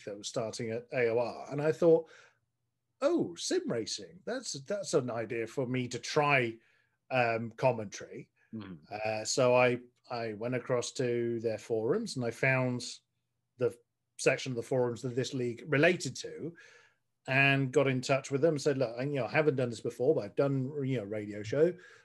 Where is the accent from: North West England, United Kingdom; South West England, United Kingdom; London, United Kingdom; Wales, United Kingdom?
South West England, United Kingdom; Frome; I had a radio show in my hometown here in Somerset